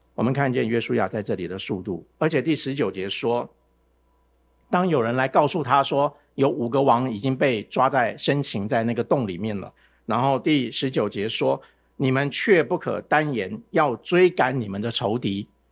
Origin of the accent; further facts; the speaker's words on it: Taiwan; 我从台湾来的